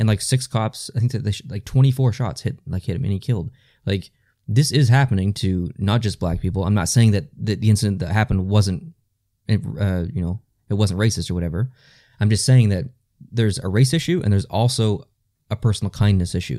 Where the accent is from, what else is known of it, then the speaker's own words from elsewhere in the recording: Canada; we are Canadian, so we're not used to that at all